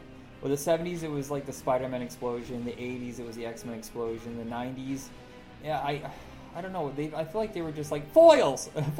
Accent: Indiana, United States; I grew up in Indiana

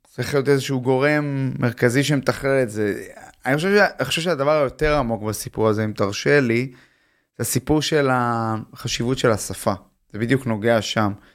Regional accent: Tel Aviv, Tel Aviv District, Israel; אני תל אביבי, למדתי בגימנסיה הרצליה

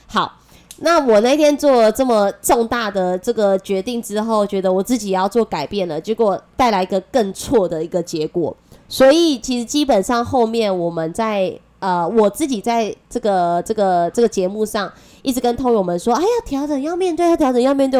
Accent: Taiwan; accent: Taiwanese Mandarin; 我是台湾国语界最正的

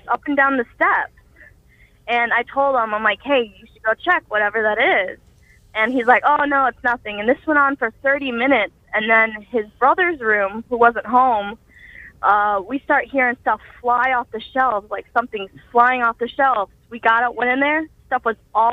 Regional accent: Rossford, Ohio, United States; I'm from Rossford, Ohio

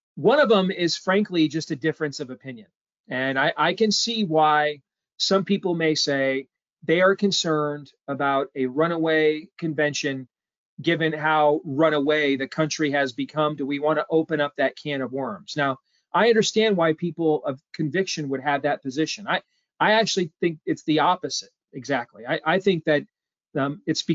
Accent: Iowa, United States; I'm from Iowa

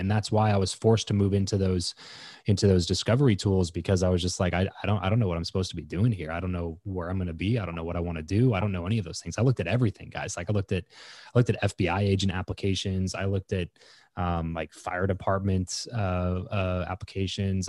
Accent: Lancaster, California, United States; moved away as an adult; also born or lived in Fresno; now in Las Vegas, United States; I grew up in Southern California, so about three and a half hours or so from where I live now, um, in a city called Lancaster

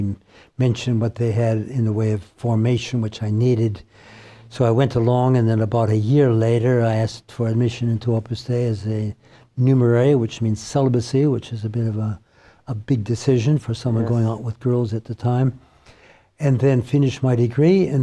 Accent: Kohler, Wisconsin, United States; now in Australia; I'm from the United States. Grew up in Wisconsin, which is one of those central states bordering on Canada, freezing cold in the winter. I was a small village called Kohler

